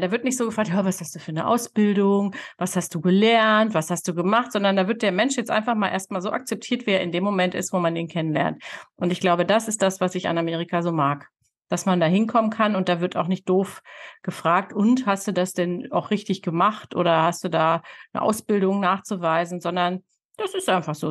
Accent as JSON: {"language": "German", "town": "Hanover", "region": "Lower Saxony", "country": "Germany", "tie": "born or raised there", "also_born_or_lived": "Texas, United States", "moved": "yes", "said": "Ich bin in Hannover groß geworden, in der Stadt"}